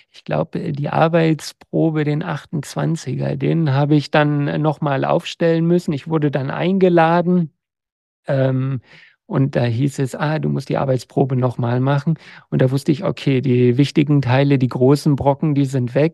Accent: Lower Saxony, Germany; now in Berlin, Germany; ich war dann im Grunde wahnsinnig genug, um als Niedersachse, weißt du, bei mir in der Nachbarschaft waren auch Kühe und Schweine, und zu sagen, ich gehe nach äh, Berlin.

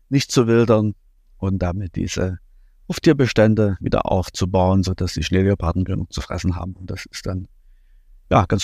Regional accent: East Germany, Germany; ich bin in der DDR groß geworden

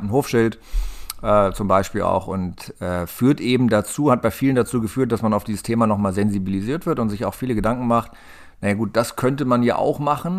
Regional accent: Lenthe, Lower Saxony, Germany; ich komme hier aus der Gegend aus dem Kahlenberger Land, aus Lente, im kleinen Örtchen am Stadtrand von Hannover

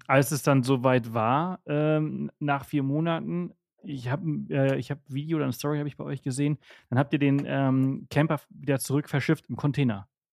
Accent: northern Mallorca, Balearic Islands, Spain; im Norden organisiert, wo ich herkomme und aufgewachsen bin

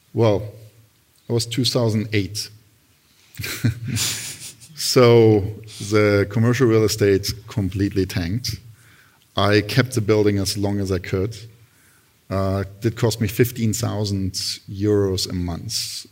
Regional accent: Berlin, Germany; moved away as an adult; also born or lived in Italy / Milan; now in United States; I grew up in Berlin

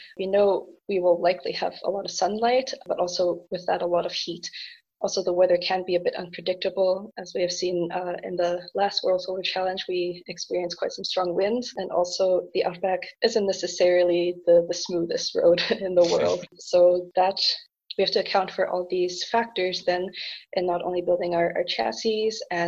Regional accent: Canada; moved away as an adult; also born or lived in Germany; now in Aachen, Germany; I am originally from Canada. I moved to Germany to continue pursuing my passion for electrical engineering

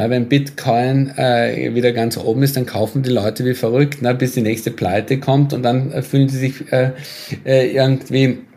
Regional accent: Austria; beispielsweise mit meinem Heimatland, mit Österreich, ne? wo ja die Inzidenzen wahnsinnig hoch waren, wahnsinnig äh, spät agiert wurde

